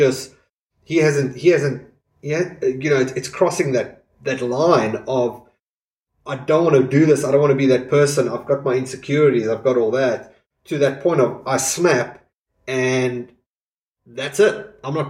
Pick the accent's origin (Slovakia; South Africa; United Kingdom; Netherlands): South Africa; growing up in South Africa